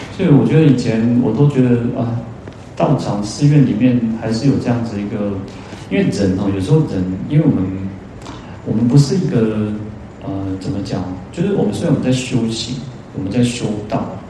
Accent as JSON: {"language": "Chinese", "country": "Taiwan", "said": "我们台湾人"}